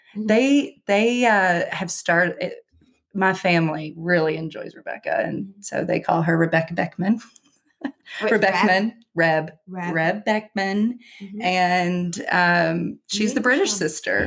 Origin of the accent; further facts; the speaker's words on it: Somerset, Kentucky, United States; I said, Kentucky.